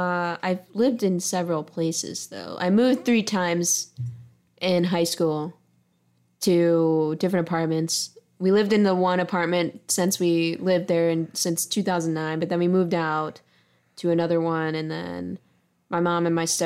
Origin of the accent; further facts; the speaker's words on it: Chicago, Illinois, United States; some, like, really lovely memories of early years in, like, Chicago where...